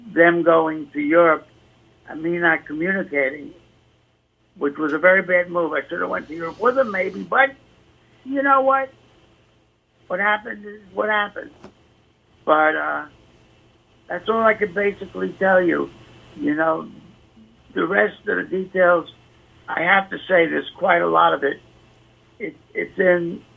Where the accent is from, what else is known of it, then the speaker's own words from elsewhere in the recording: New York City, New York, United States; I grew up in the Bronx, and I talk a certain way